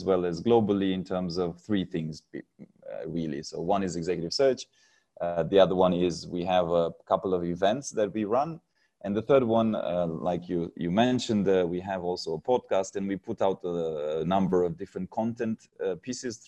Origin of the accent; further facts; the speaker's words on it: Romania; moved away as an adult; now in Singapore; I'm originally from Romania